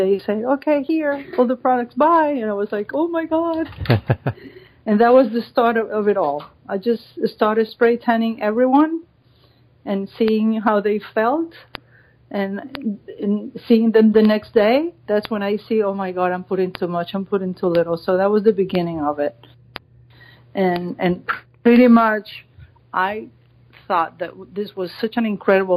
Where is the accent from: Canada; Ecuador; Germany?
Ecuador; moved away as an adult; now in Miami Beach, United States; I am from Ecuador. I've been here in the States since 98